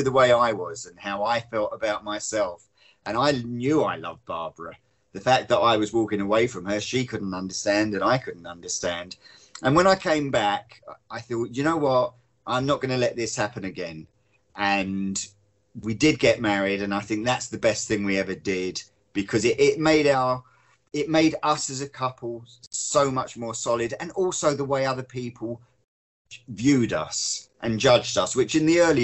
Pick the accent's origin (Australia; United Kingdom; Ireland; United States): United Kingdom; Hove, South East England; moved away as an adult; also born or lived in London; I was born in London, but we moved down to Sussex and Hove when I was four, and I stayed down there literally till I was 25